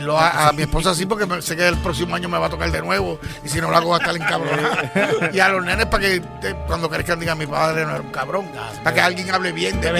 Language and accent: Spanish; Puerto Rico; a uno le pueden cabronar como boricua